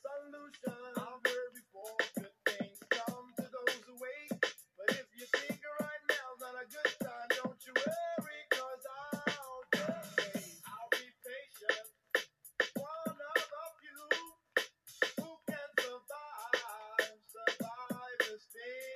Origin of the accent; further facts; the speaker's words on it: New Orleans, Louisiana, United States; now in Hattiesburg, United States; from New Orleans because that's my hometown.